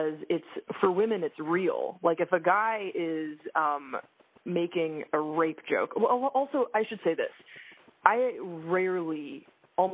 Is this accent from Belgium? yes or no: yes; Belgium; now in United States; I was raised in Belgium, and I identify as a Belgian-American